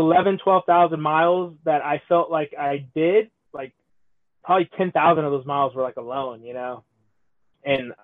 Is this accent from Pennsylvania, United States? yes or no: no; Southern California, United States; I come from SoCal